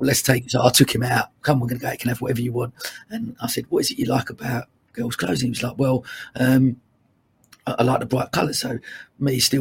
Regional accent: Dagenham, London, United Kingdom; I grew up in Dagenham in Essex

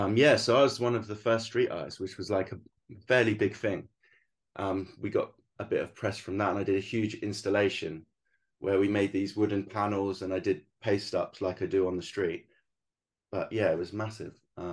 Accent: England, United Kingdom; moved away as an adult; I thought when I came over as the Englishman into their country, it looks a bit arrogant when you kind of go, look at all my work.

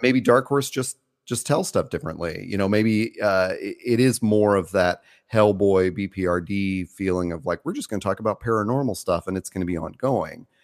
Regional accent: the South, United States; growing up in the South

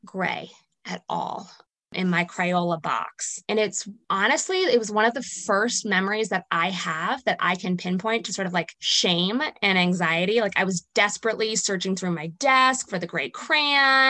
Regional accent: Princeton, New Jersey, United States; I grew up in New Jersey, right outside of Princeton, New Jersey

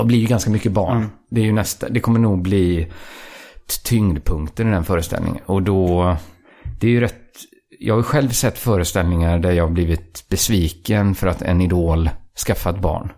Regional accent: outside Borås, Västra Götaland, Sweden; området där jag växte upp utanför Borås

